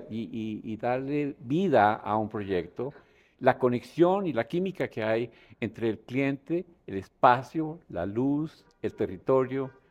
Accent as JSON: {"language": "Spanish", "town": "Bogotá", "region": "Bogotá Capital District", "country": "Colombia", "tie": "born there", "said": "Pues yo nací en Bogotá."}